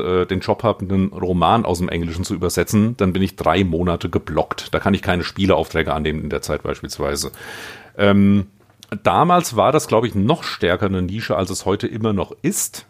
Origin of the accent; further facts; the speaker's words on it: Vogelsberg, Hesse, Germany; Das ist das Dorf, wo ich aufgewachsen bin.